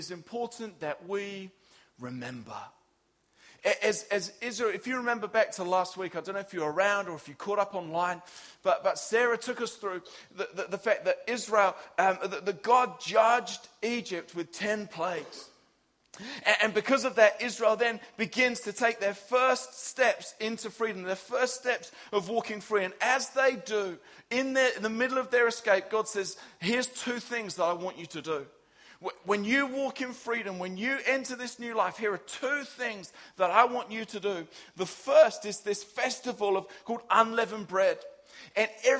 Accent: England, United Kingdom; as an English guy

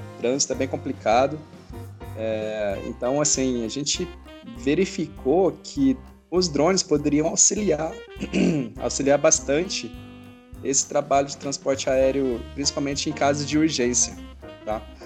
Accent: Brazil; Nós somos brasileiros

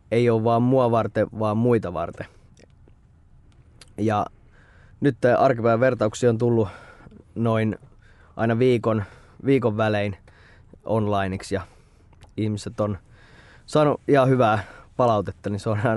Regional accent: Espoo, Uusimaa, Finland; Olen espoolainen, aina asunut Espoossa. Öö, 29 riippuu, jos mä nuoremmalle sanon, mä sanon, että mä oon 29, mutta jos vanhemmalle mä sanon, että nyt 30

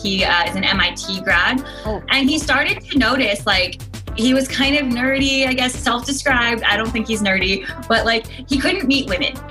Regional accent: the Northwest, Pacific Northwest, United States; I grew up in the Northwest

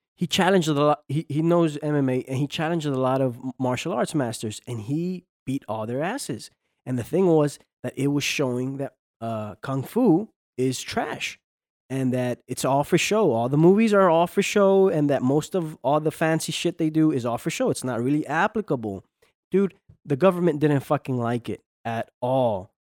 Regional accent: United States; I grew up in this country. Most of my, you know, all my life, I've, I'm an American, right? I'm an American, but you know, I'm from Mexican descent

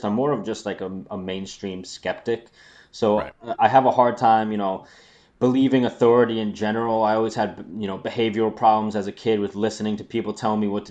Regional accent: New York, United States; I'm from New York. I live right by the city, not far

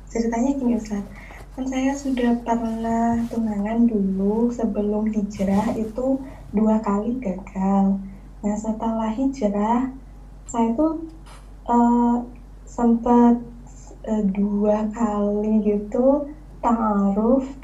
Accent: Java, Indonesia; suku eh, apa saya Jawa Ustadz

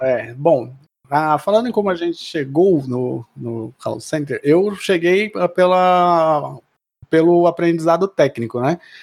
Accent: Mauá, São Paulo, Brazil; moved away; eu sou de Mauá, né? Sou na, da região do ABC, além do ABC

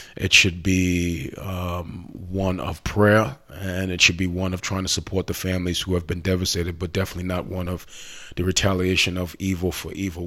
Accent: United States; as an American

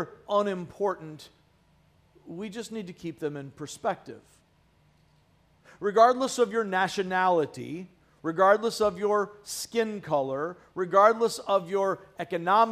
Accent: United States; a patriotic American, which I have always been and will forever be

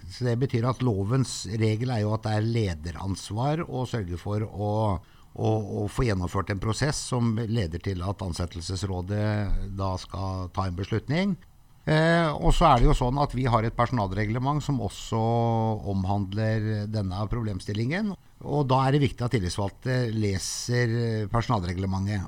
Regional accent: Sogndal, Vestland, Norway; moved away; jeg har vokst opp i Sogndal og gått hele folkeskolen

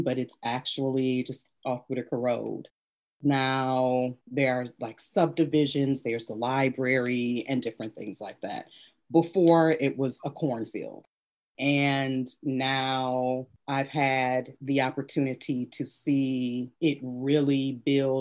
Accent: Ypsilanti, Michigan, United States; I was born and raised in Ypsilanti

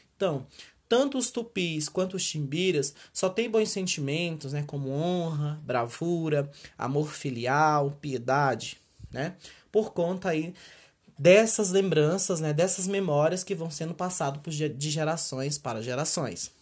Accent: Brazil

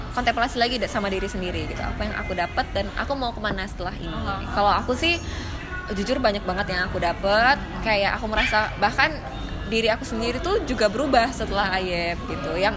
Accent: Indonesia; tapi balik-balik lagi aku aku lahir dan besar di Indonesia dan aku maunya pulangnya ke Indonesia.

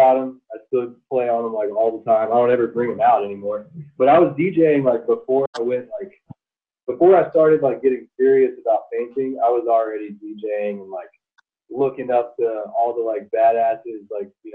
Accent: Texas, United States; moved away as an adult; also born or lived in Dallas-Fort Worth, Texas / Austin, Texas; now in Denver, United States; I grew up in Texas. I was born in like the Dallas-Fort Worth area and then moved to Austin in 2005

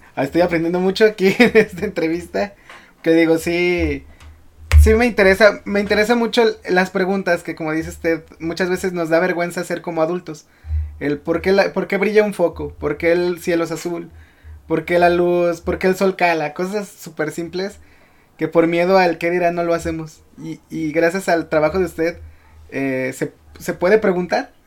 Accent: León, Guanajuato, Mexico; yo soy de León

